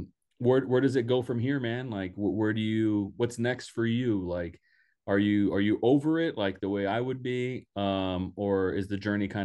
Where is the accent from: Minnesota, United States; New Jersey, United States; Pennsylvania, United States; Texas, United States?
Texas, United States; Donna; I'm from Donna, Texas. I'm from the Rio Grande Valley